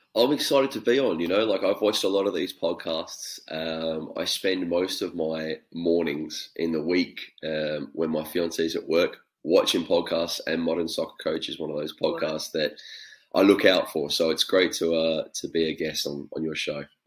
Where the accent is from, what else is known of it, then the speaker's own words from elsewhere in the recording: Australia; being Australian